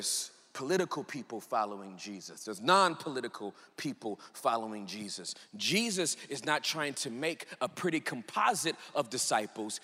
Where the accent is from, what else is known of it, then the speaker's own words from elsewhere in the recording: United States; I'm real American.